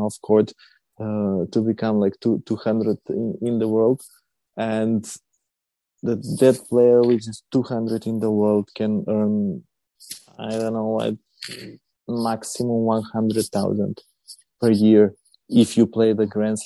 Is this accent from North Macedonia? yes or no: yes; North Macedonia; we are from Macedonia. It's a small country on the Balkans, close to Serbia and Greece.